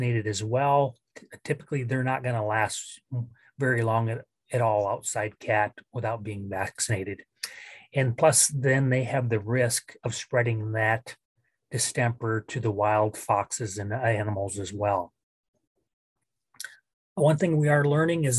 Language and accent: English; Northwest Iowa, United States; growing up in Northwest Iowa